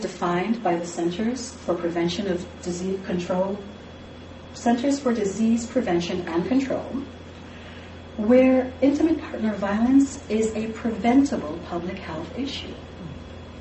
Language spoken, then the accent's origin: English; Jamaica; moved away; I am Jamaican, and I'm an immigrant to this country